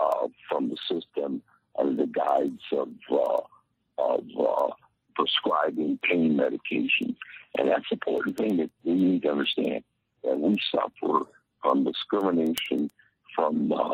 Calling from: Tampa, Florida, United States; I'm calling from Tampa, Florida.

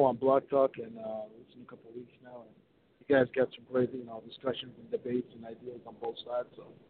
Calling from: Minnesota, United States; Calling from Minnesota.

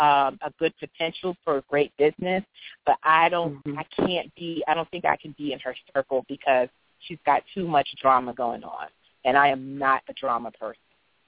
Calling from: Philadelphia, Pennsylvania, United States; I'm coming from the East Coast, from the Philadelphia area.

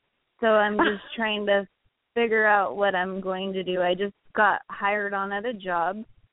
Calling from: California, United States; from California.

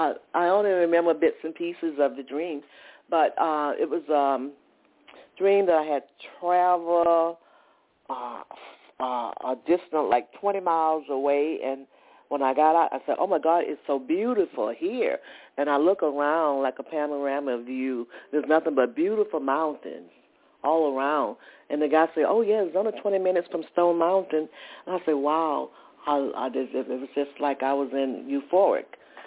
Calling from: Atlanta, Georgia, United States; I'm calling from Atlanta, Georgia.

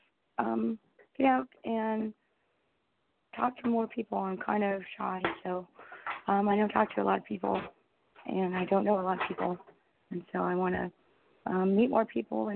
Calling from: Southern California, United States; I'm calling from Southern California

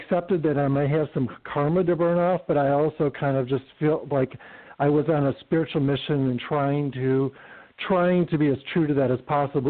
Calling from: Palm Springs, California, United States; I'm in Palm Springs, California.

